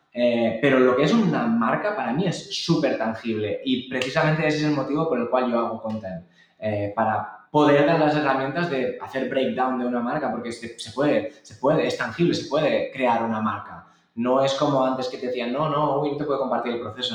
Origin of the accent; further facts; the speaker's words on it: Barcelona, Catalonia, Spain; yo soy de Barcelona